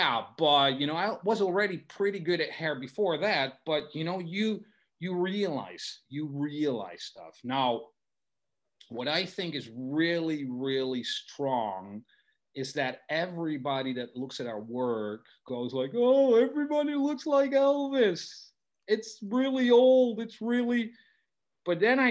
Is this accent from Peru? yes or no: no; Netherlands; first language Dutch; English is a second language; I'm from the Netherlands